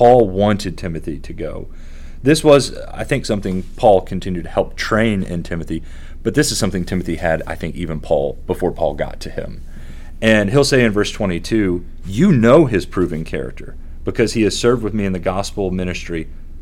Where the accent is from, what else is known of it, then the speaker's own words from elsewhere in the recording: Kentucky, United States; I'm from Kentucky